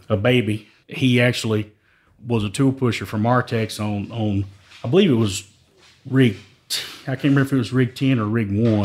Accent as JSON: {"language": "English", "town": "Joaquin", "region": "Texas", "country": "United States", "tie": "born or raised there", "said": "I'm originally from East Texas, a little small town called Joaquin"}